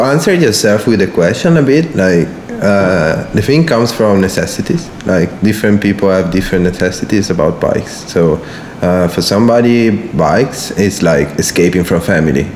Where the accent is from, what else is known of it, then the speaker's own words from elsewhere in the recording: outside Milan, Lombardy, Italy; English is a second language; I grew up outside Milan